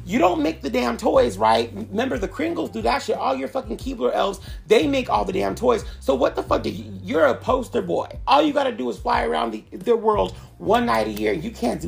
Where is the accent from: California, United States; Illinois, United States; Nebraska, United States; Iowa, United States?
California, United States; Southern; I grew up in Southern California